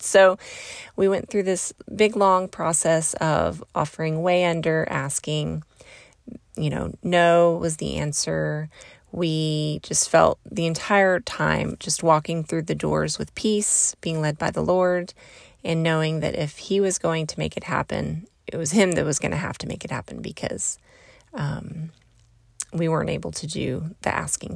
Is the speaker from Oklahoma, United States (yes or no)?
yes; Southeast Oklahoma, United States; I'm from Southeast Oklahoma. That's where I grew up.